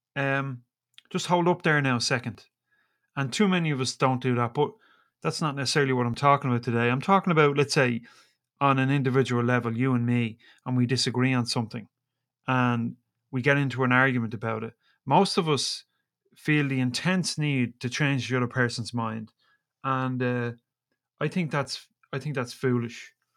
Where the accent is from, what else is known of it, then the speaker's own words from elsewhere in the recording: Ireland; I'm Irish